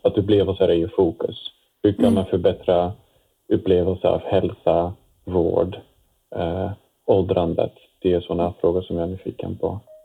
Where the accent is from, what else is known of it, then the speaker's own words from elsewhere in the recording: Netherlands; Swedish is a second language; moved away as an adult; now in Sweden; Jag kommer från Nederländerna ursprungligen eh, och jag har bott, eh, bott nu i Sverige sedan 12 år tillbaka